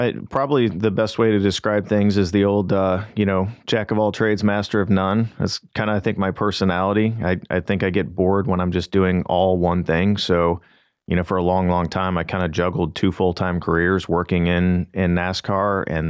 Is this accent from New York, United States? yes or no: no; St. Louis, Missouri, United States; I'm originally from the St. Louis area, Mizzou grad. So went to the University of Missouri, and my dad was a mechanic by trade.